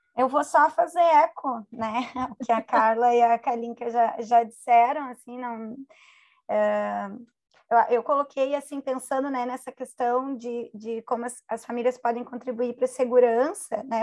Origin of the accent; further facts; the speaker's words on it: Porto Alegre, Rio Grande do Sul, Brazil; Eu sou de Porto Alegre